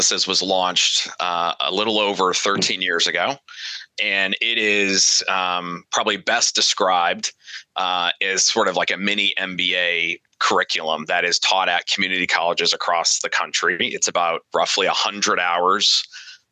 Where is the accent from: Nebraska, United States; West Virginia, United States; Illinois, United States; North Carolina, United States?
Nebraska, United States; Omaha; I'm from Omaha, Nebraska